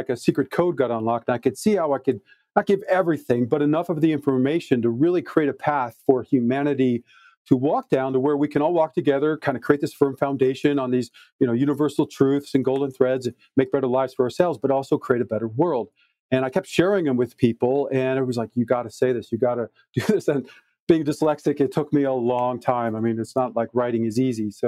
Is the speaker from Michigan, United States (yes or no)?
yes; Detroit, Michigan, United States; I was born in Detroit, Michigan in 1966